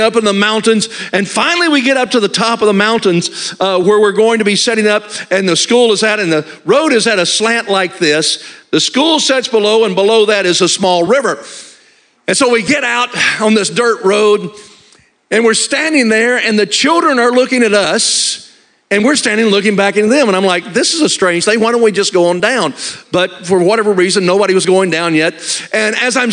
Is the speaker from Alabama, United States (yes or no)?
yes; Alabama, United States; I was raised in Alabama, so I'm a southerner